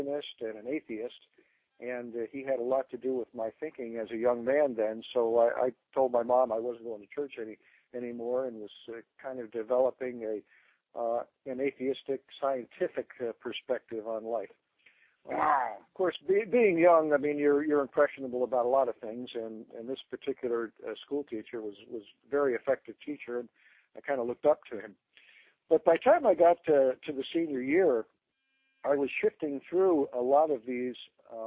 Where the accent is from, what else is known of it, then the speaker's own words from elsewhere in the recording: Washington, New Jersey, United States; moved away as an adult; also born or lived in Plainfield, New Jersey; I was born in Plainfield, New Jersey in 1950. And if you do the math, yeah, I'm 61. I'll be 62 next year. And we moved quite early in my childhood to a little town in northwestern New Jersey called Washington, New Jersey